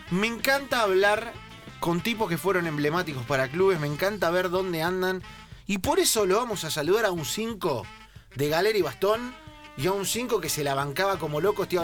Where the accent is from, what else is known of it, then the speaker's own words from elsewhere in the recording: Santa Fe, Argentina; yo soy nacido acá, en Santa Fe.